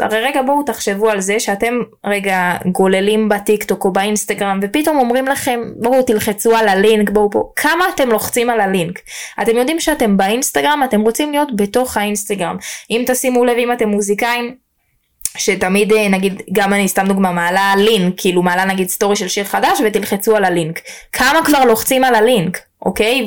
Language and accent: Hebrew; Jerusalem, Jerusalem District, Israel; אם אני ירושלמית